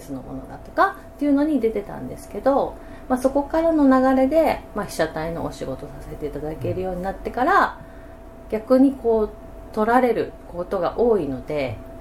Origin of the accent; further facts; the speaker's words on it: Okinawa, Japan; moved away as an adult; now in Yokohama, Japan; 沖縄で生まれ育って